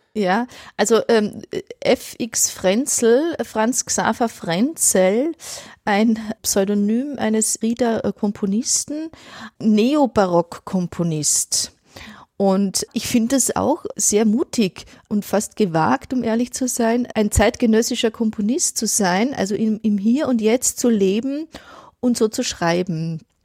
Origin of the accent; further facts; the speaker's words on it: Innviertel, Upper Austria, Austria; now in Ulm, Germany; jedes Mal, wenn ich ins Innviertel fahre, also quasi in meine Heimat